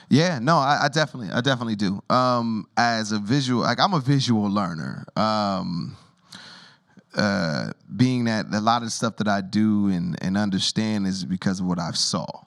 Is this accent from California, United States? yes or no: yes; Rialto, California, United States; also born or lived in Harlem, New York; I grew up in Rialto, California